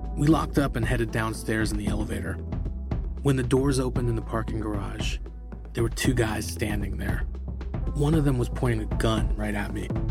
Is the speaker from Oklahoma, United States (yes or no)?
no; California, United States; moved away as an adult; now in Tehran, Iran; I grew up in California